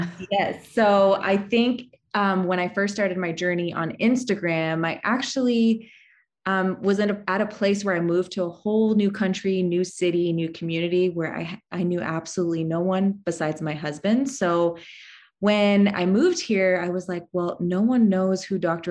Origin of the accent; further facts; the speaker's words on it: Canada; moved away as an adult; now in Texas, United States; I'm actually Canadian, so I came from Canada all the way to Texas to um, start my life here with my husband.